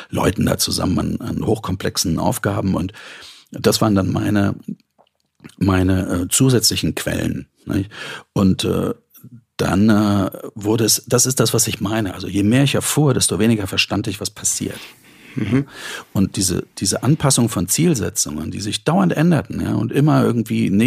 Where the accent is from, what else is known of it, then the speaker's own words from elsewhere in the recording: East Germany, Germany; weil ich bin in der DDR groß geworden. Also dort hatte man mit Kunst und Kultur nicht viel am Hut.